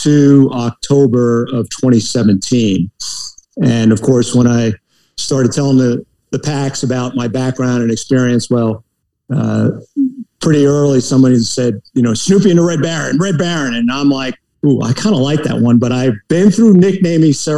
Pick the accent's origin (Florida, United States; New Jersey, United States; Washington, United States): New Jersey, United States; New Milford; moved away as an adult; I grew up in northeast New Jersey, the most northeastern county in New Jersey, in a little town called New Milford